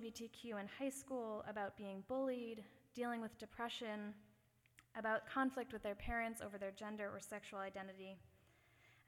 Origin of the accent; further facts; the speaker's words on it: Massachusetts, United States; the Massachusetts town I grew up